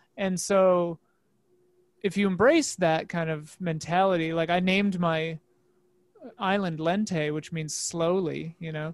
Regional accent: Midwest, United States; now in Los Angeles, United States; I grew up in the Midwest

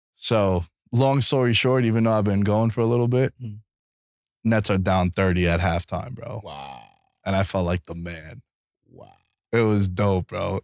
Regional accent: New York, United States; we're all from New York

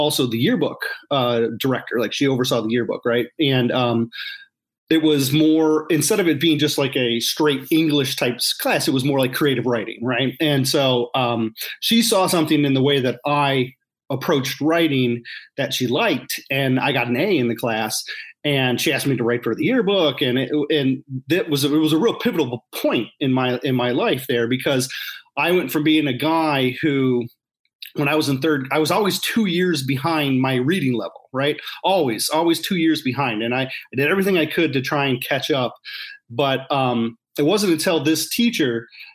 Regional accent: suburbs of Detroit, Michigan, United States; I grew up in the area, in the suburbs of Detroit

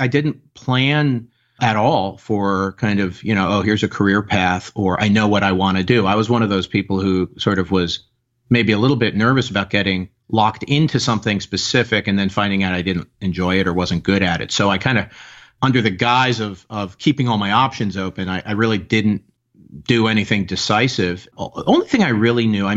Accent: Nyack, New York, United States; I grew up in New York State, about 20 miles north of New York City, right on the Hudson River in Nyack

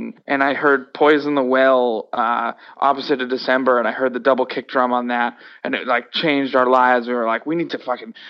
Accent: Worcester, Massachusetts, United States; I personally loved growing up in Worcester. Don't have anything to compare to, obviously, because I didn't I didn't move around. A lot of kids growing up, whether it's, you know, their parents moving around for job purposes or whatever, you know, moved around a lot as kids, but not me. I grew up here

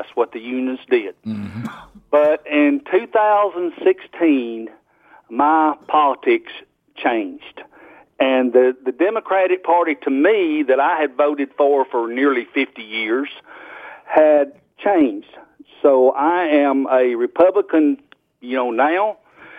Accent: Gadsden, Alabama, United States; now in Fort Payne, United States; I'm originally from Gadsden. Used to listen to y'all from 103.7. And I retired from the rubber mill down there in Gadsden.

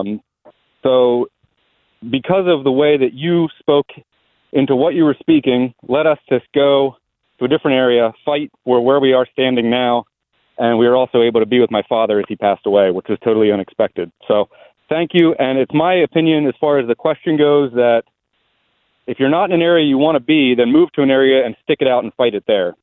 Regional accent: Pennsylvania, United States; also born or lived in Colorado; now in Virginia, United States; I'm from Pennsylvania originally

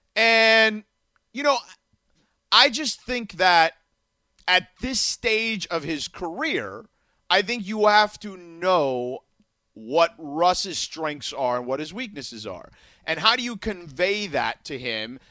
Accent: Miami, Florida, United States; moved away; my hometown team

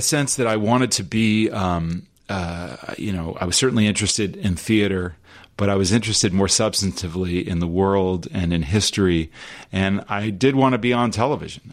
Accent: Los Angeles, California, United States; we grew up in Los Angeles.

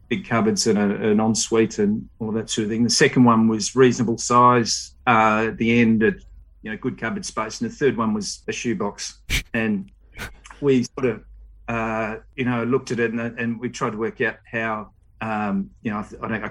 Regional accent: Melbourne, Victoria, Australia; I grew up in Vermont, out in the eastern suburbs

